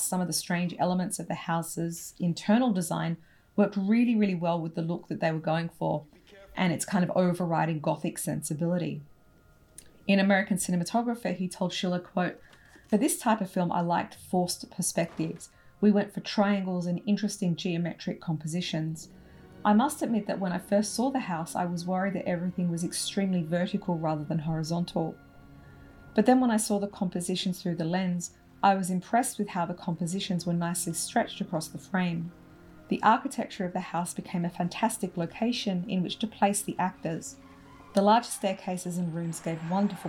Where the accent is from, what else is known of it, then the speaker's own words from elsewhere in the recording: Australia; I'm Australian